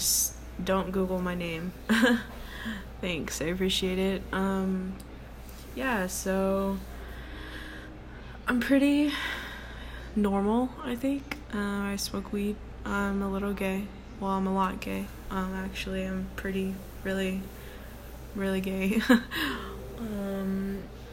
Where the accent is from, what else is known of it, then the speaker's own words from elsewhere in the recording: Texas, United States; I'm from Texas and I'm 20 years old.